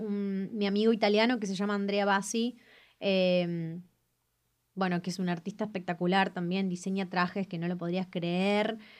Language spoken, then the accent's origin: Spanish; Argentina; ser argentino para mí es algo único